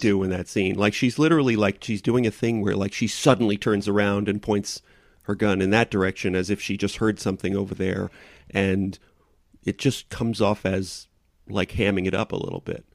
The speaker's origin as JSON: {"language": "English", "region": "New York", "country": "United States"}